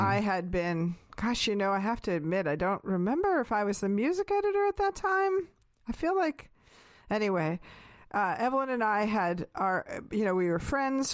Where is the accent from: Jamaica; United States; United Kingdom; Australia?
United States; West Coast; moved away; also born or lived in Pacific Northwest / Northern California / New York; growing up on the West Coast, and especially Pacific Northwest and then Northern California